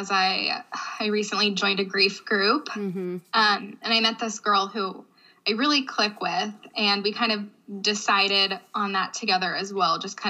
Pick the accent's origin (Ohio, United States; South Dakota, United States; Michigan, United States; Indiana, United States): Ohio, United States; Youngstown; moved away as an adult; I am from Northeast Ohio, a small suburb of Youngstown, Ohio